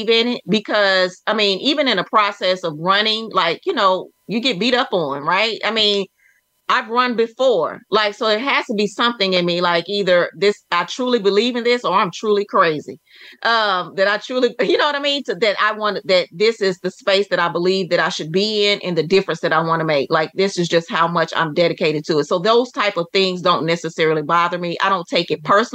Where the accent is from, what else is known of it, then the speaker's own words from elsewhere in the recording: Texas, United States; I'm from Texas, for the Texas Department of Transportation.